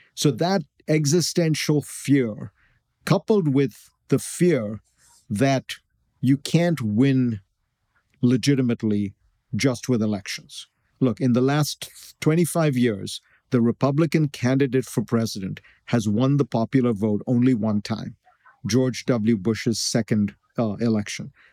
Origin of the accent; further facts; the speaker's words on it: India; moved away; I grew up in India